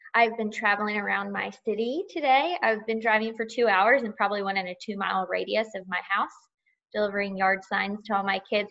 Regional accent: Georgia, United States; I am from Georgia

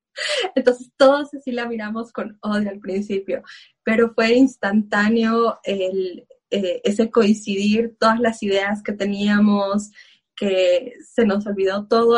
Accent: Bolivia

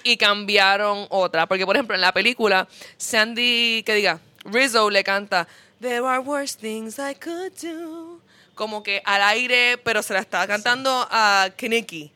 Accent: Puerto Rico; nosotros como puertorriqueños

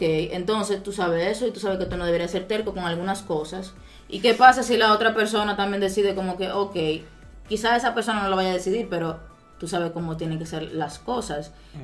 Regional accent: Dominican Republic; somos nosotros, los dominicanos

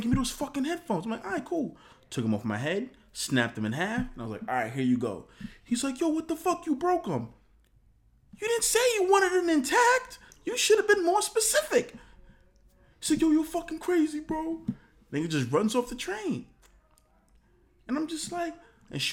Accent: New York City, New York, United States

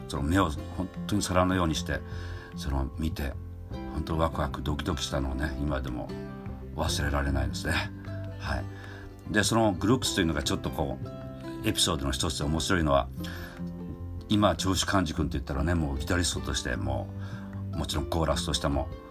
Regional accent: Hatsukaichi, Hiroshima, Japan; 僕の生まれ故郷の、えー、広島県の廿日市市今は廿日市市と言いますけどその当時は広島県佐伯郡廿日市町というね

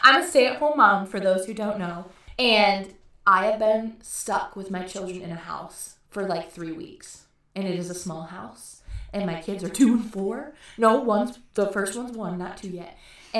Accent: West Michigan, United States; Local to us, we're from Michigan.

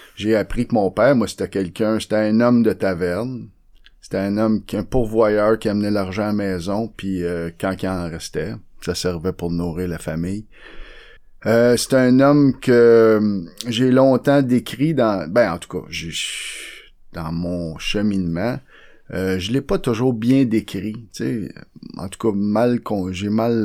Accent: Montreal, Quebec, Canada; j'étais un modèle 1969. Je sorti de la chaîne de montage à Saint-Henri.

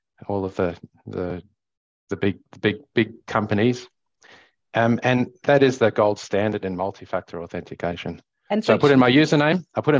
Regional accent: South Africa; now in Australia; growing up in South Africa

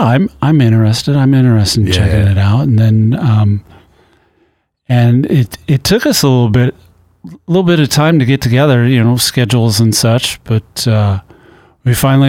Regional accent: Pacific Northwest, United States; also born or lived in Midwest; now in Seattle, United States; I moved out to Seattle about 15 years ago. I'm from Pacific Northwest originally, but I lived in the Midwest for about 21 years.

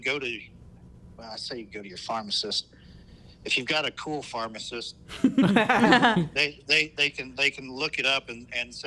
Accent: Texas, United States; also born or lived in Portland; I'm from Texas

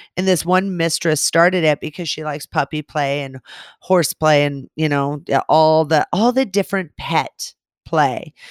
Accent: California, United States; growing up in California

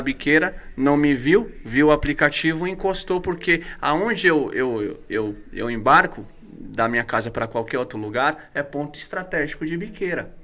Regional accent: Guarulhos, São Paulo, Brazil; also born or lived in Itaquaquecetuba; eu era de Guarulhos, e eu já vim de Guarulhos curtindo rap

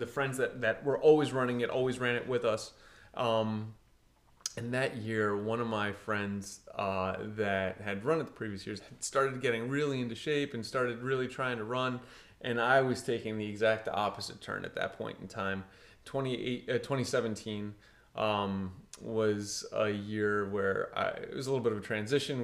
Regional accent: Portugal; I grew up in Portugal, played a ton of soccer

